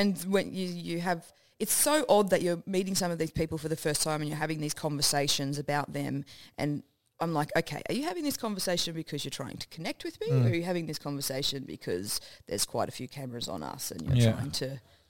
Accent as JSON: {"language": "English", "region": "Queensland", "country": "Australia", "moved": "yes", "lives_now": "Melbourne, Australia", "said": "because I'm from Queensland, I'm more NRL, right?"}